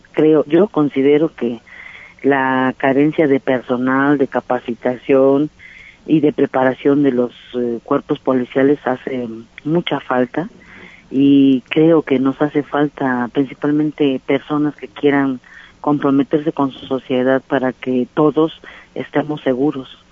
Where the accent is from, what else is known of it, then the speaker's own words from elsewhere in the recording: Xochimilco, Mexico City, Mexico; Formamos parte de un pueblo originario que da fundamento a esto que hoy llaman Ciudad de México y como Xochimilcas creadores